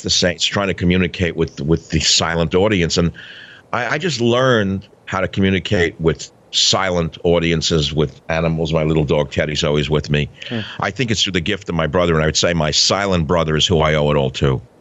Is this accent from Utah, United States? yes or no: no; New York City, New York, United States; when I grew up in New York City, every other car in Queens, New York had a little St. Christopher on it